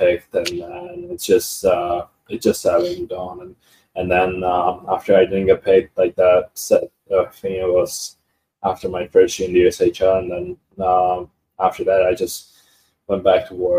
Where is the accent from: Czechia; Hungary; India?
Czechia; moved away; also born or lived in Tabor; half of my family is in Barubica, which is my hometown, but the other half, like mom's part, like mom's family is in Tabor